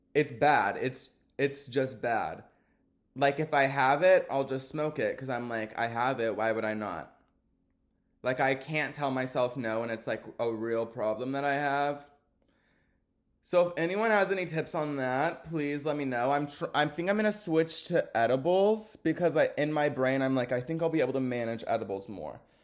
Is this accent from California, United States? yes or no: no; Texas, United States; I'm a Texan, y'all. I'm not used to the cold like that.